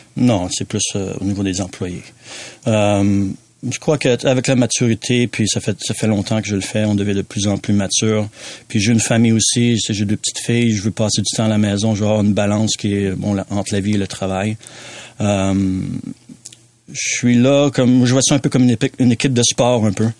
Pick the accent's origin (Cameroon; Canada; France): Canada; Quebec; moved away; also born or lived in Western Canada; je suis né au Québec, donc mon grand-père avait une cabane à sucre, euh, mon oncle avait une cabane à sucre, mon père maintenant une cabane à sucre